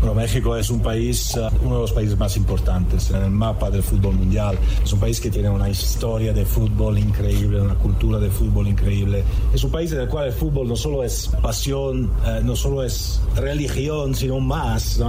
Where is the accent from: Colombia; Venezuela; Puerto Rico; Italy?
Italy; Como italiano